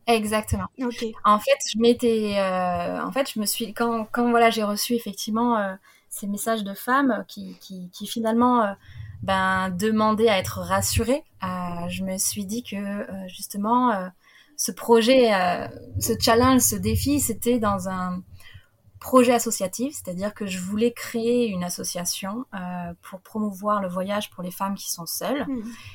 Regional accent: France; en tant que petite française

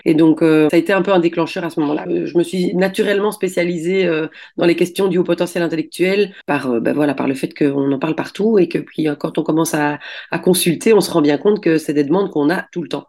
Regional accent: Belgium; je suis belge

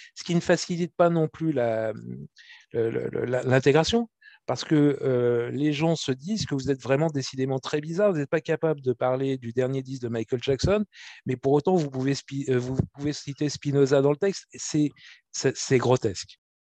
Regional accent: France; je suis français

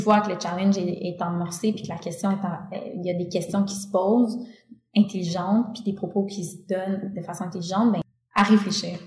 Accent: Quebec, Canada; je viens du Québec

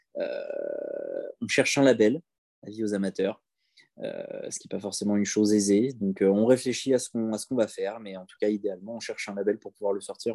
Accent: Chelles, Île-de-France, France; à Chelles, c'est là où j'ai grandi

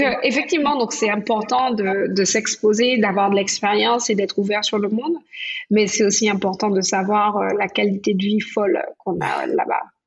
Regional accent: Martinique; now in New York, United States; quand j'étais petite aux Antilles, en Martinique

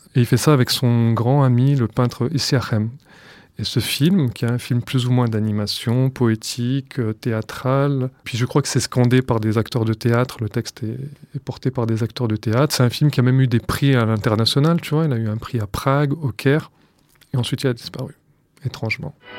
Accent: France; J'ai 37 ans, je suis né en France

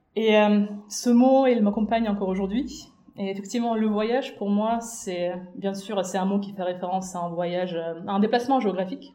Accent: Minsk, Belarus; moved away as an adult; also born or lived in China; je suis née et j'ai grandi à Minsk, à la capitale de la Biélorussie

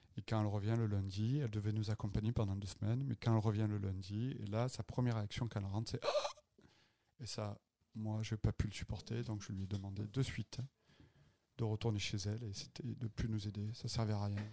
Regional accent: Avignon, Provence-Alpes-Côte d'Azur, France; moved away as an adult; also born or lived in Marseille / Cannes / Nice; now in Montreal, Canada; Avignonais, en fait. Je dis Marseillais parce que c'est plus facile de dire je suis né à Avignon. Mais j'ai vécu une partie de ma vie à Marseille. J'ai fait mes études à Marseille.

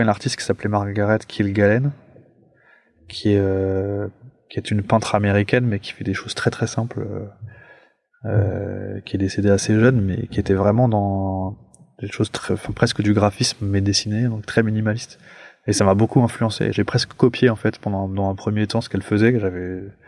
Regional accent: Paris, Île-de-France, France; je suis un Parisien, moi, genre vraiment pure, pure souche, et, donc je vivais dans un appartement

